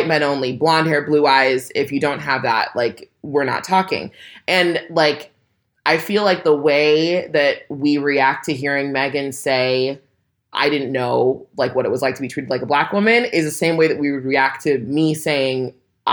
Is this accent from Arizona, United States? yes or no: no; California, United States; I'm black and from California